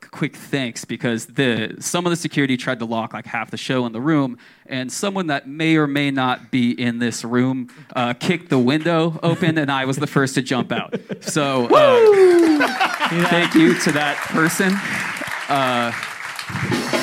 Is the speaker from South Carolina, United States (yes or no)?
no; Orange County, California, United States; now in Atlanta, United States; I'm from Orange County. I live in Atlanta now